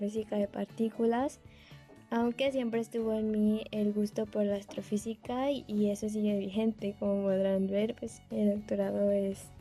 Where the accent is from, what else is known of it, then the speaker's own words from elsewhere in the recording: Chiapas, Mexico; now in Manchester, United Kingdom; tengo 26 años de edad, soy originaria del estado de Chiapas y actualmente me, encuentro cursando el primer año de doctorado en la Universidad de Manchester en Inglaterra.